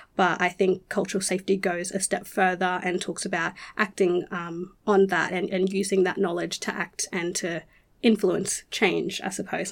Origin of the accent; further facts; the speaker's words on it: Rockhampton, Queensland, Australia; I was born and raised on Durumble Country, which is Rockhampton, central Queensland